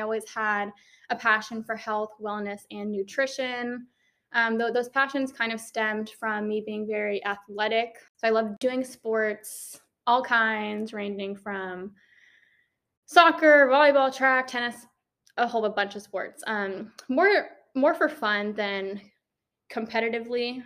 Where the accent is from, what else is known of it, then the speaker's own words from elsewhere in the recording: Maryland, United States; moved away as an adult; now in Georgia, United States; I am originally from Maryland. I came down here to Georgia for college